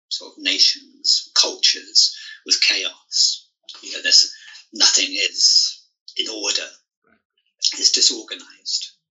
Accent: England, United Kingdom; moved away as an adult; also born or lived in Singapore / China; my hometown in England

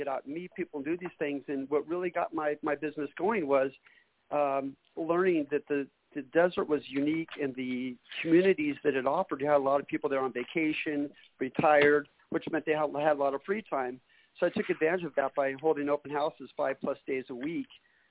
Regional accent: Northern California, United States; moved away as an adult; also born or lived in Hayward, California / Redding, California / Sacramento, California; originally born and raised in Northern California.

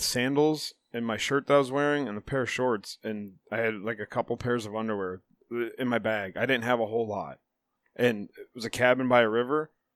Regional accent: Chippewa, United States; We grew up in Chippewa

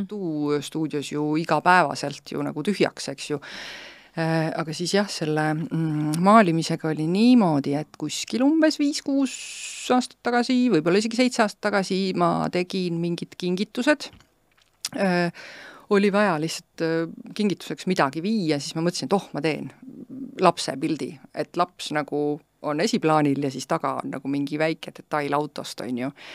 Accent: Estonia; ma olen uhke eestlane

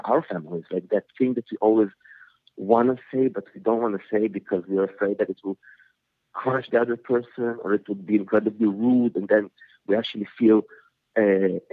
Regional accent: Israel; English is a second language; also born or lived in Soviet Union; I immigrated with my family to Israel when I was 7. And so, having to learn a new language, which is Hebrew

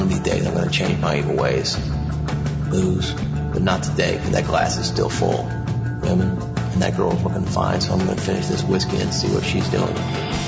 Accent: Kansas City, United States; I grew up here in the Kansas City area. One of the suburbs of Kansas City

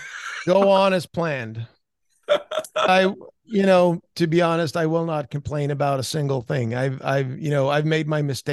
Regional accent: Sweden; English is a second language; I'm still, you know, very proud to say I'm from Rita Holm. I played there growing up

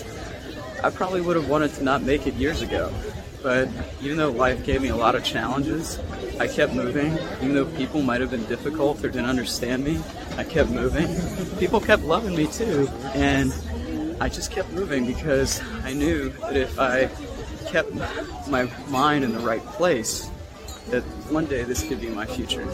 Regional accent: United States; American lesbian beefcake

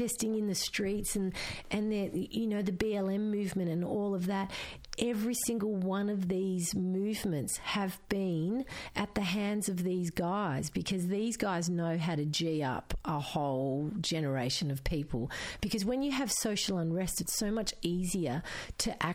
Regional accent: Geelong, Victoria, Australia; first language Croatian; English is a second language; School was hard, but I went to Holy Family Primary School in Geelong

